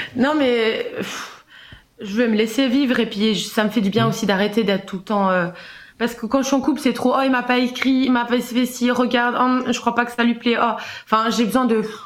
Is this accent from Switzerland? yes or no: yes; Switzerland; j'ai 27 ans et je viens de Suisse